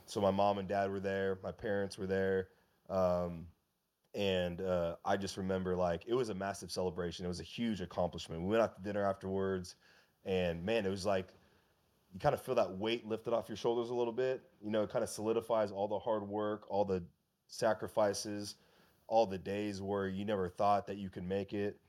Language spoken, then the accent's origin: English; West Coast, United States; I'm from the West Coast